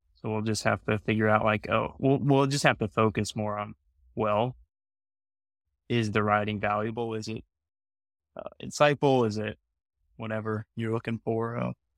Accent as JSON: {"language": "English", "country": "United States", "said": "as an American"}